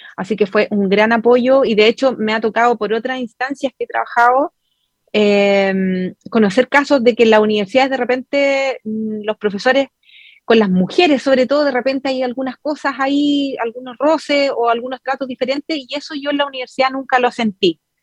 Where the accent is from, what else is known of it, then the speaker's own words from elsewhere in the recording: Chile; la mayoría somos chilenos